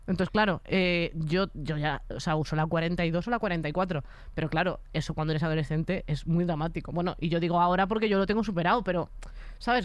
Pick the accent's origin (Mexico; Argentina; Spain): Spain; a town next to A Coruña, Galicia; yo iba a un pueblo de al lado